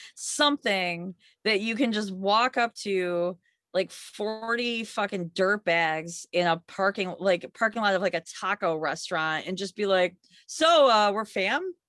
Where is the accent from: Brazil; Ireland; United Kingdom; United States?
United States; Michigan; now in New York, United States; I grew up in Michigan